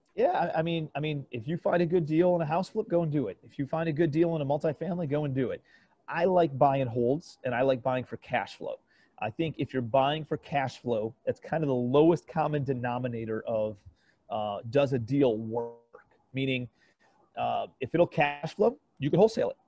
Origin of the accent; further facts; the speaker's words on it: Cleveland, Ohio, United States; moved away as an adult; also born or lived in New York City; I'm from Cleveland, Ohio, originally